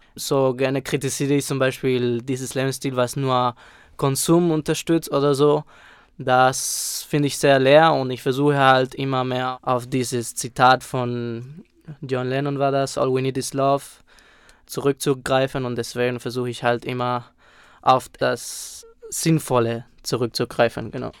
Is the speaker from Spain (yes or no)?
yes; Spain; moved away; Ich bin dort aufgewachsen